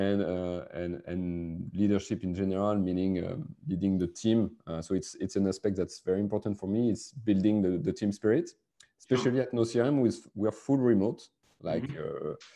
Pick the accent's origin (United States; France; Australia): France; accent: French; English is a second language; also born or lived in Biarritz, France; I'm a French guy with my French accent.